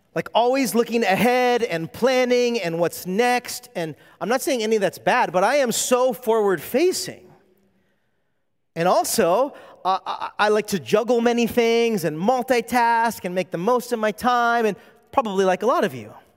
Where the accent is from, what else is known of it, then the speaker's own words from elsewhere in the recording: California, United States; moved away as an adult; now in Hawaii, United States; I'm not from Hawaii, I'm from California